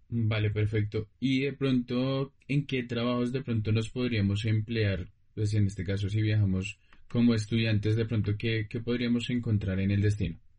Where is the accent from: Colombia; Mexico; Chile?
Colombia; a nosotros como colombianos